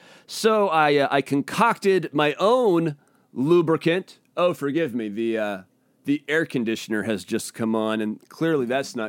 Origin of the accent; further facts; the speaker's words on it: Washington, United States; also born or lived in Portland, Oregon; was growing up, we moved around a lot in the Pacific Northwest. And when I was in the sixth grade, I moved from Spokangeles, Washington, down to Portland, Oregon, in the middle of the school year.